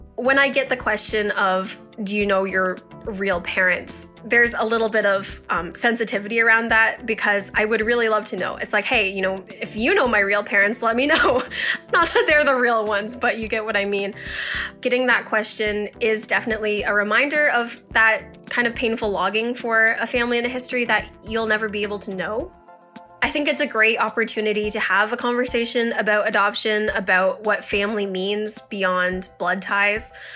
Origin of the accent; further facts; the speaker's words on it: Strathroy, Ontario, Canada; also born or lived in Hunan, China; I was adopted from Hunan, China when I was a year old, and I grew up in Strathroy, Ontario.